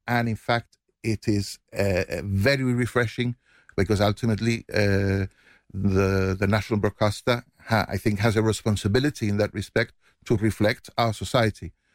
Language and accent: English; Gibraltar; accent: Llanito; first language Llanito; my native language, where I feel most comfortable, is in, in a, in a, in a situation where I'm talking Janito